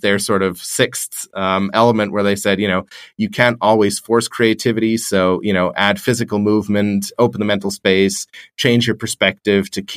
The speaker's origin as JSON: {"language": "English", "country": "Australia", "said": "being an Australian"}